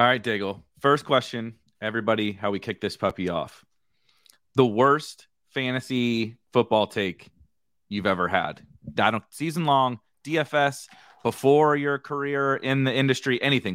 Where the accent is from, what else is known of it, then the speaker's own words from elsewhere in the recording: St. Louis, Missouri, United States; I'm born and raised in Saint Louis